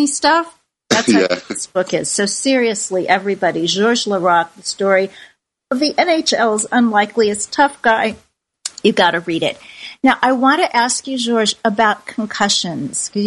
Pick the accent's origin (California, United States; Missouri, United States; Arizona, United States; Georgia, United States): Missouri, United States; Kansas City; I grew up in Kansas City, Missouri